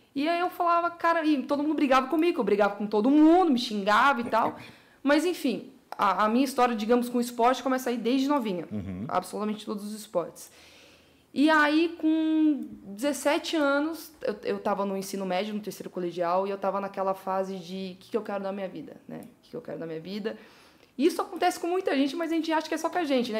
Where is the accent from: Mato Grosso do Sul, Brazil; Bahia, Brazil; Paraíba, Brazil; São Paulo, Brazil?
São Paulo, Brazil; Sorocaba; Eu sou de Sorocaba, uma hora e meia de São Paulo